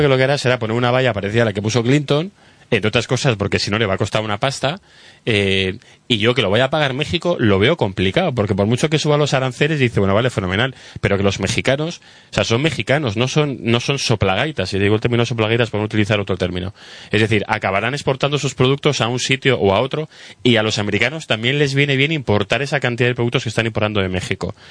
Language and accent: Spanish; Spain; como español